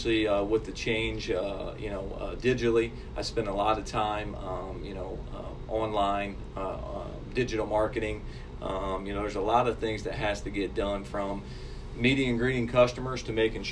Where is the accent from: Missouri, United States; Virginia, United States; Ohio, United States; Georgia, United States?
Ohio, United States; Sabina; moved away as an adult; I grew up in a small town called Sabine, Ohio.